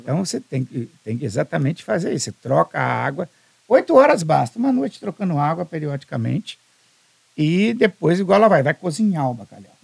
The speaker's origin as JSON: {"language": "Portuguese", "town": "Alegre", "region": "Espírito Santo", "country": "Brazil", "said": "sou do Principado do Alegre, do interior"}